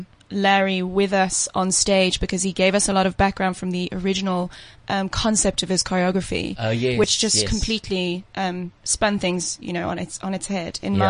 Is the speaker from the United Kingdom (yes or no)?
yes; England, United Kingdom; moved away as an adult; now in South Africa; No, I'm imported. From where? From England.